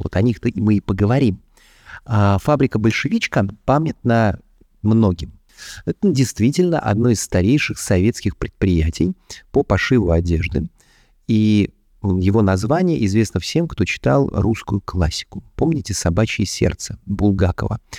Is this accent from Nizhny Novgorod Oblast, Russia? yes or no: no; Moscow, Russia; Я тот самый коренной москвич, который существует. Шесть поколений моей семьи жили в одном районе Москвы, на Таганке